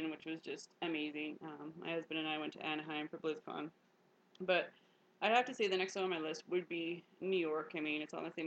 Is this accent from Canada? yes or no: yes; Canada; I'm just a Canadian